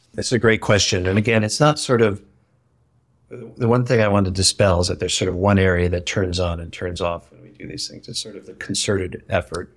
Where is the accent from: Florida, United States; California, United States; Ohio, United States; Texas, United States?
Ohio, United States; moved away; I grew up in Ohio, in a kind of small working class community